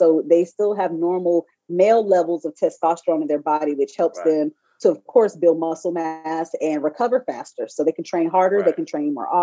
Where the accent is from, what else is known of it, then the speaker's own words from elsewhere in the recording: High Point, North Carolina, United States; I'm from North Carolina.